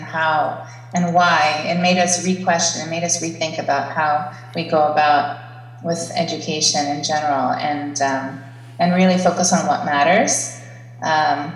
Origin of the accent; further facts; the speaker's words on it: Baltimore, Maryland, United States; moved away as an adult; now in Athens, Greece; I grew up in Baltimore, Maryland. I was born and raised there